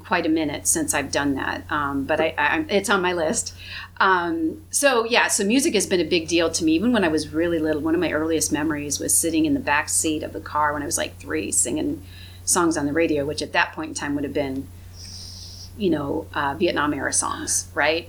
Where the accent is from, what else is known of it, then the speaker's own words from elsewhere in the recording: Findlay, Ohio, United States; I grew up in Hancock County, I grew up in Findlay, Ohio